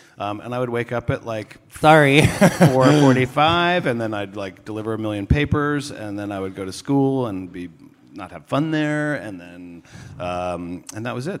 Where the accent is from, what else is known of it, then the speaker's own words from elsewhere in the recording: Washington, District of Columbia, United States; moved away; I'm from Washington, D.C.